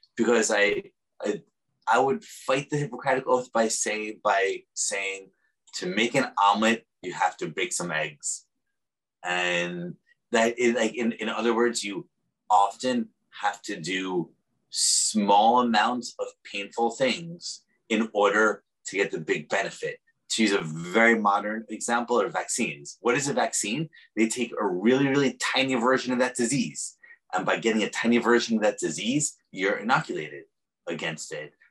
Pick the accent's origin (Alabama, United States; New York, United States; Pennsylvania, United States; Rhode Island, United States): New York, United States; now in San Francisco, United States; I'm also a New Yorker.